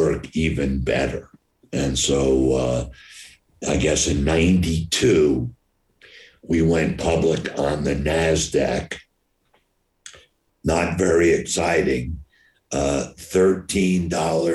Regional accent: New York, United States; I'm from New York, I opened every place in America until New York City

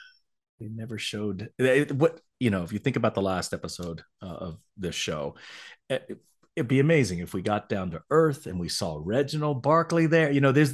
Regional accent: the South, United States; growing up in America as not Caucasian has been very difficult, especially living in the South.

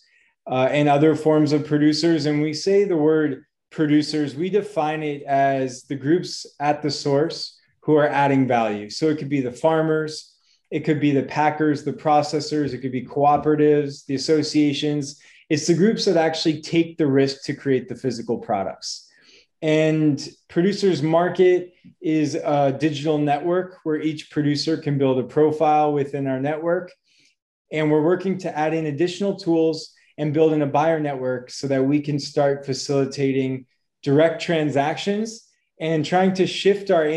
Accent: Boston, Massachusetts, United States; moved away; also born or lived in Wisconsin; I am from the United States, originally from Boston

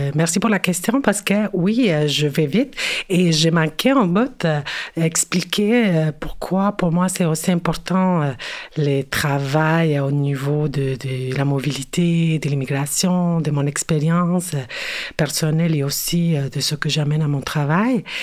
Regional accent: Mexico City, Mexico; French is a second language; moved away as an adult; now in Montreal, Canada; je me identifico como mexicana, née en la Ciudad de México et euh, oui, c'est ça, je suis née euh, à, Mexico

